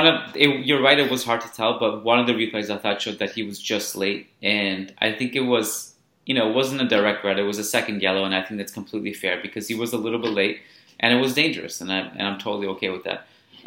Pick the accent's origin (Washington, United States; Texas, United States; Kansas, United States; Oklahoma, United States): Texas, United States; Austin; It's like really very few movies had me laughing like belly laughter growing up in Austin, especially Goldmember.